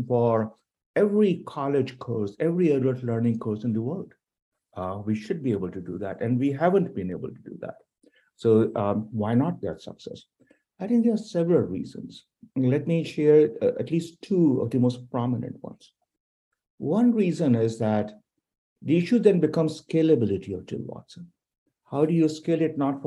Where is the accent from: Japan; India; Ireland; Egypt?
India; now in United States; I'm originally from India